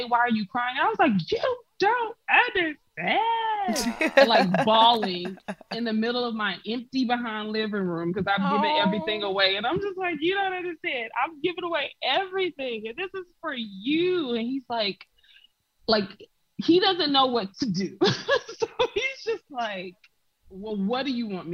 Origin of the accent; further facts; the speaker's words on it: South Carolina, United States; moved away as an adult; now in Poland; I was born and raised in South Carolina